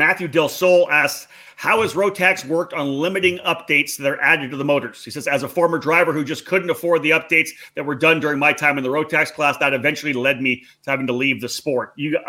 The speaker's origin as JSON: {"language": "English", "country": "Canada", "said": "I'm Canadian, but I spent a lot of time down south."}